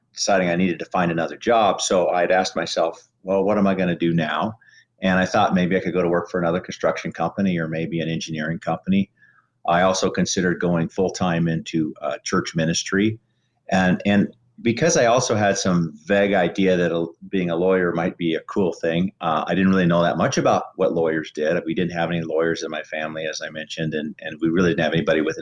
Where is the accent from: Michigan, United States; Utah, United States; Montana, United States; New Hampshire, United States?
Montana, United States; moved away as an adult; also born or lived in Massachusetts; I grew up in Montana, and my family had small businesses.